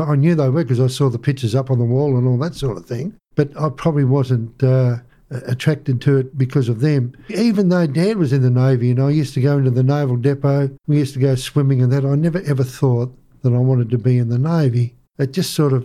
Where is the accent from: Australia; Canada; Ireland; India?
Australia; Melbourne, Victoria; also born or lived in Crib Point, Victoria; I grew up in North Melbourne and Northcote till I was about the age of 9 years